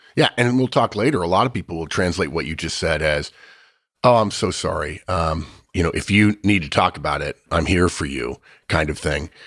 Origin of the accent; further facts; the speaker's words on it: United States; I'm an American